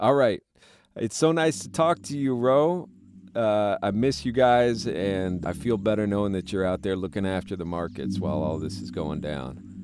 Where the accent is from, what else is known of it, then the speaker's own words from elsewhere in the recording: United States; as an American